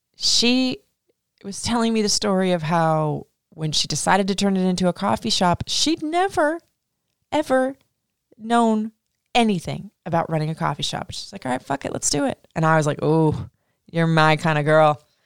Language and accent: English; Florida, United States; also born or lived in Atlanta, Georgia; now in Maryland, United States; I grew up in Florida